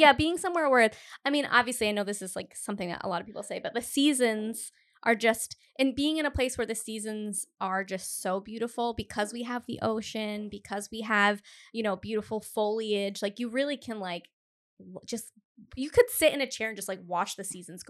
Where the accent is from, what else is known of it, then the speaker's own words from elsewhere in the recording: Cumberland, Rhode Island, United States; because I'm from Cumberland originally, Cumberland, Rhode Island, which there is no like town center.